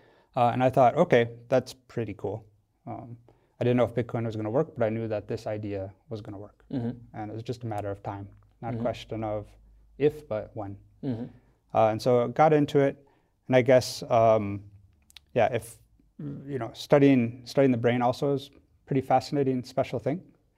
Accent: Wisconsin, United States; now in Switzerland; So yeah, I'm not Swiss. I'm originally from America, grew up in Wisconsin.

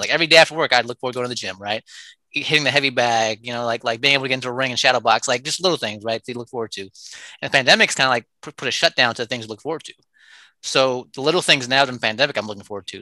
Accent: Oakland, California, United States; I'm born and raised in Oakland

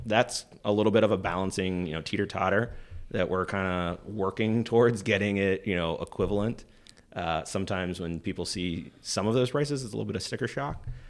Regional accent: Pennsylvania, United States; moved away as an adult; I wanted to kinda leave my hometown, leave, uh, Pennsylvania at that time

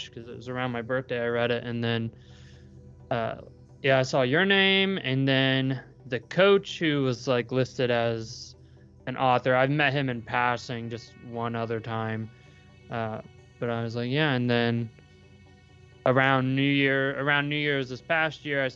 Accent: Brookville, Indiana, United States; I'm from Brookville, Indiana. Like, we're right on the Ohio border, so I'm nowhere near like central Indiana

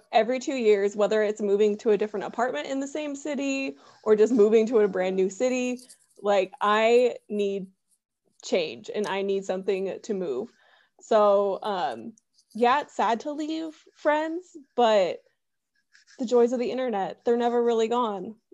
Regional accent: San Diego, California, United States; also born or lived in Arizona / Oklahoma; So originally I'm from California. I was raised in San Diego, but I'm a military brat, so like who knows what home is.

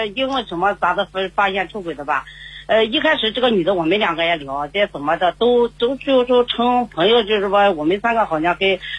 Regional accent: Shandong, China; now in Zhejiang, China; 在浙江打工。本来是我们老家是山东的，

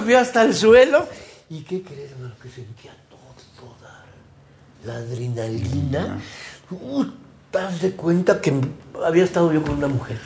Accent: Carrizal, Veracruz, Mexico; en Carrizal Carrizal, Veracruz, que es mi pueblo de mm. origen

